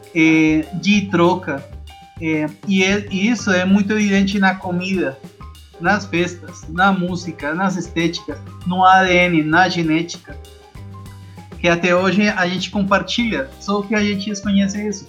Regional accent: Bogotá, Colombia; Portuguese is a second language; moved away as an adult; now in Rio de Janeiro, Brazil; Eu sou da Colômbia, sou bogotano

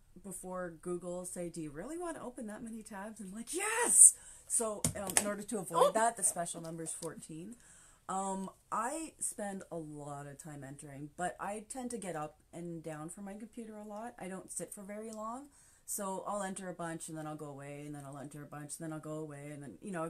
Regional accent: Canada; I'm strictly Canadian

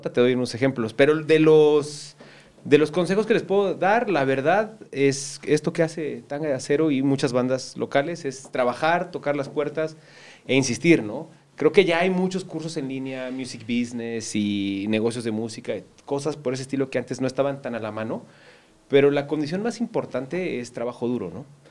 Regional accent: Cuautla, Morelos, Mexico; moved away; siempre crecí aquí en Cuautla

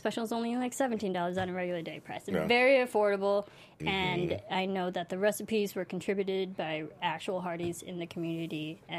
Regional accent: United States; I'm American.

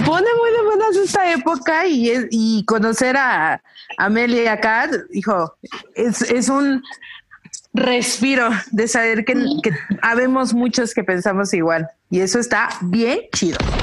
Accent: Mexico; las mexicanas

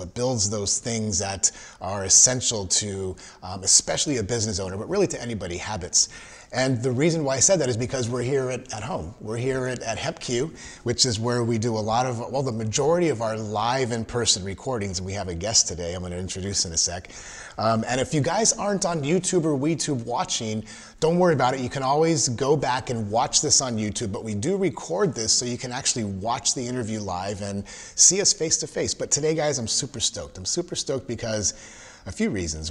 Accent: Los Angeles, California, United States; now in Texas, United States; I, am from, originally from Southern Cal, from

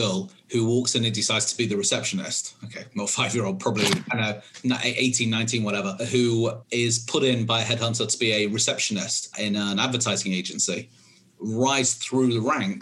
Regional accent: United Kingdom; moved away; in the UK, where you can probably tell from my accent, that's where I'm from originally.

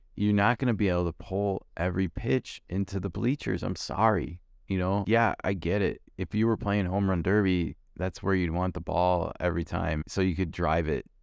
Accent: Chicago, Illinois, United States; born and raised in Chicago

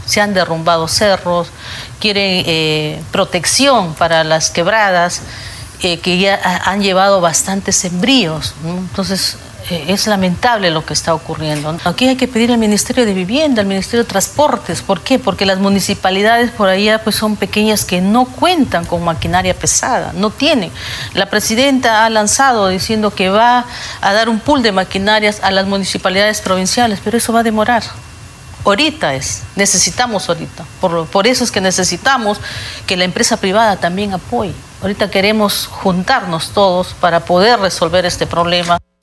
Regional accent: Peru; como peruana

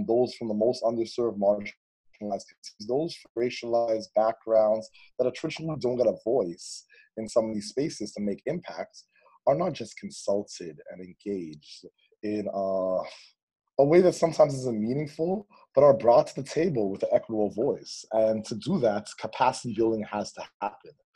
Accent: Toronto, Ontario, Canada; I grew up in East Toronto and in the Malvern and Kingston Gallo communities

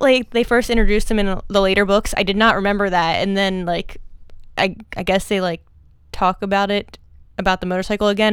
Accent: outside of Philadelphia, Pennsylvania, United States; grew up outside of Philly

